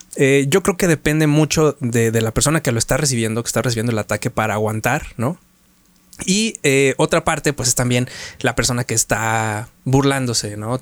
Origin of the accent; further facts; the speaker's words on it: Mexico; como buen mexicano